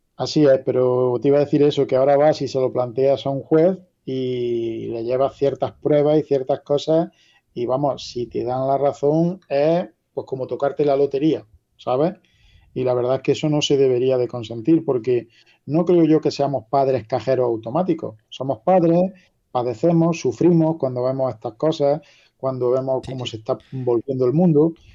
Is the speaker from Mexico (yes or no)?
no; La Carolina, Andalusia, Spain